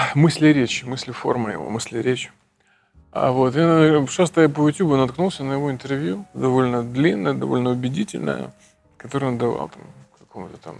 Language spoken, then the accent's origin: Russian; Kherson, Kherson Oblast, Ukraine; moved away; Я из Херсона.